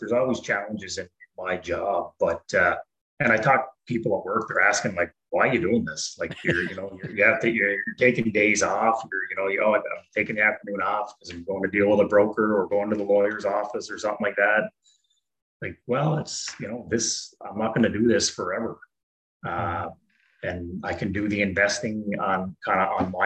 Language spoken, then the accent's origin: English; Prince Edward Island, Canada; moved away; we're from Prince Edward Island.